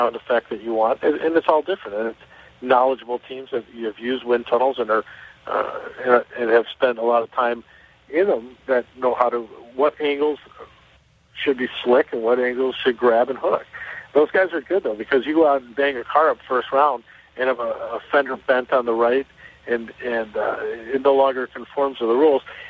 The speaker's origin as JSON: {"language": "English", "town": "Chicago", "region": "Illinois", "country": "United States", "said": "I'm from Chicago"}